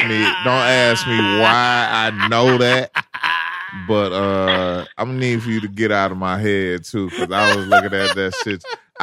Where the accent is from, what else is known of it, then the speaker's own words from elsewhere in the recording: Memphis, Tennessee, United States; nobody still believes I'm from Memphis.